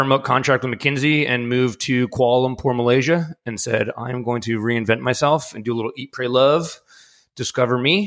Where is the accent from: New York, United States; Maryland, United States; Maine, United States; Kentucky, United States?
New York, United States; New York City; I grew up in New York City